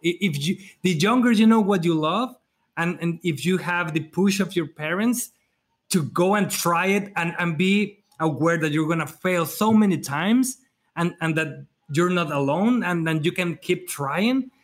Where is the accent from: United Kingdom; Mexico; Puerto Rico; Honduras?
Mexico; at, least in Mexico, uh, at least in my hometown, at least in my area